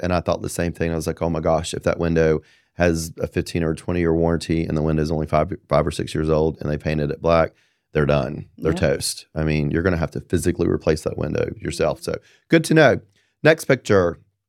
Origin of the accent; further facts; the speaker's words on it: Apex, North Carolina, United States; You know, I'm from Apex. That's what we do.